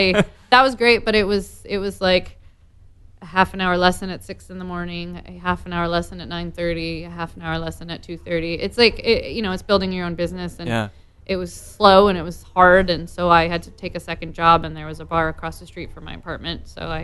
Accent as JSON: {"language": "English", "region": "Vermont", "country": "United States", "tie": "born or raised there", "also_born_or_lived": "New Jersey / Los Angeles", "moved": "as an adult", "said": "I grew up in Vermont."}